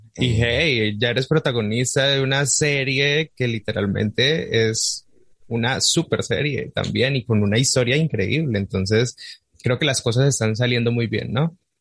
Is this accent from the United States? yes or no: no; Colombia; accent: southern Colombian; soy colombiano